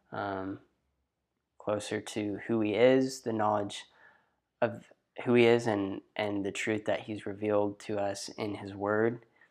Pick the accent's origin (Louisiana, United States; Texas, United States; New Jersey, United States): Texas, United States; Athens; I'm from a small town in East Texas called Athens.